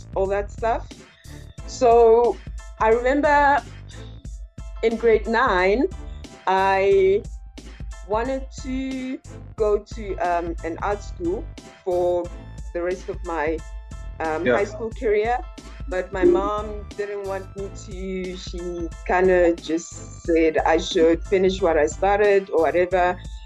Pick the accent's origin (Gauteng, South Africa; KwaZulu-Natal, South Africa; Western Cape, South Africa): Gauteng, South Africa; Pretoria; now in Johannesburg, South Africa; visual artist based in Johannesburg, but I am originally from Pretoria, Mamelodi